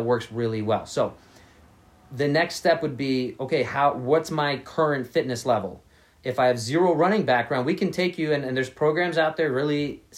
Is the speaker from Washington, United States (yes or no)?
no; New York City, New York, United States; I grew up in New York City, so I didn't have a car for a very long time